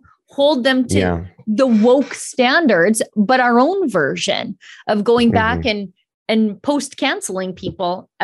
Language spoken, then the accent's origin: English; Canada; As a Canadian